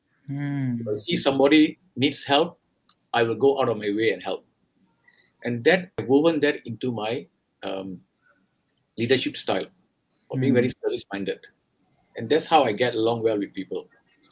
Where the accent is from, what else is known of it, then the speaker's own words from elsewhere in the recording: Singapore; accent: Singaporean; moved away as an adult; now in India; I'm from Singapore. I was born in Singapore. And I've been working overseas for the last 25 years. So if you think, or rather you find my accent a bit different from what you're used to in India, that's because it's a very Singaporean accent. I was born there. I grew up there